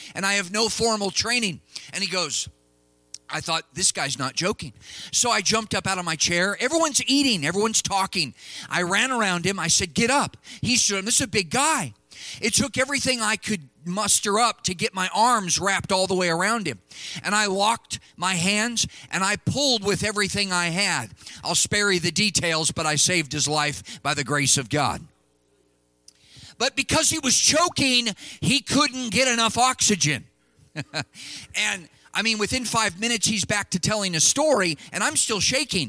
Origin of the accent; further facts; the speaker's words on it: California, United States; moved away; my home state of California